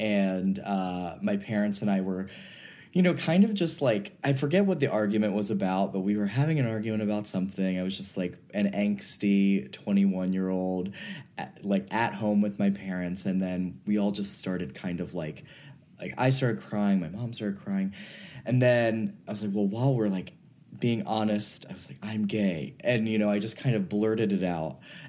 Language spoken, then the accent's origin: English; the South, United States; growing up in the South, in a, you know, pretty religious family.